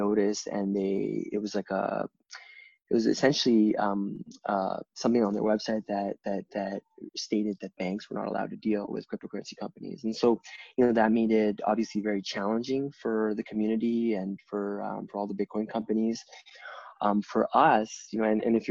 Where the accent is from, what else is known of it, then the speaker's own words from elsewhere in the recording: the west part of Canada, Western Canada, Canada; moved away as an adult; also born or lived in India; now in Toronto, Canada; I was born and raised in the west part of Canada, but Toronto's been my home for almost 20 years now